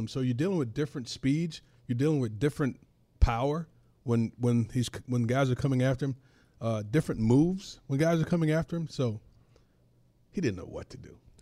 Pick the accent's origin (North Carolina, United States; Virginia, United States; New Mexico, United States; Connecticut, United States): North Carolina, United States; I grew up in North Carolina